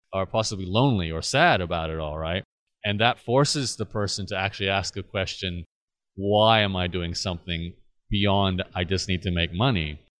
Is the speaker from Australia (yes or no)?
yes; Australia; living and growing up in Australia